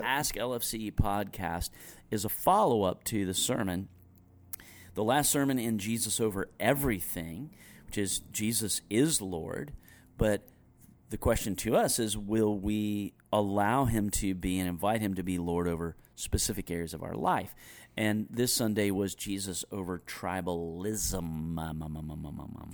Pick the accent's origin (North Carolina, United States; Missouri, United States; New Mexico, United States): North Carolina, United States; Greensboro; I had moved back to my hometown to go on staff with Young Life